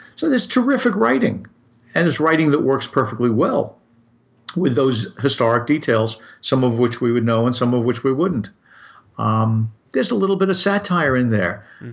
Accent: United States; I'm just an American

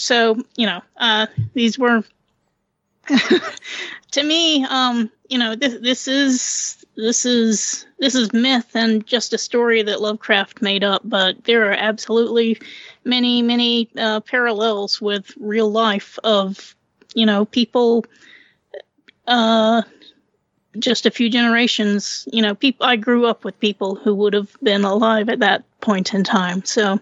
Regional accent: Wilmington, North Carolina, United States; my hometown of Wilmington, North Carolina

